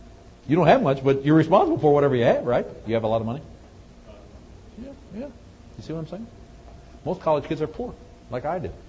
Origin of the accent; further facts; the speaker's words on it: Wisconsin, United States; moved away; I'm from Wisconsin originally